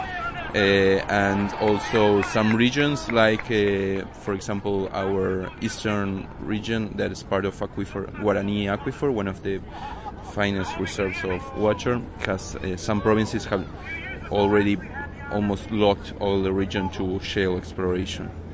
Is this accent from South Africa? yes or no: no; Argentina; in Argentina in our country